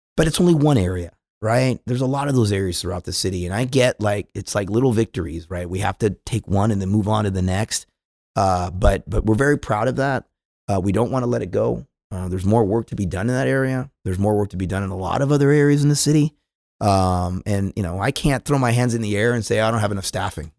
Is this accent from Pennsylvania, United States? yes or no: no; California, United States; moved away as an adult; now in Dallas, United States; I go out from California